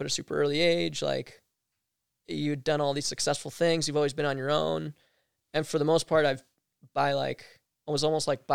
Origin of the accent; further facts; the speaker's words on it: East Coast, United States; growing up on the East Coast